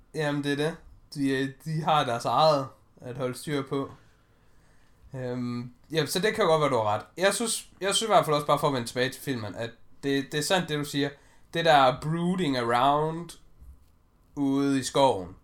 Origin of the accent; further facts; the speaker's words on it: Denmark; vi er danskere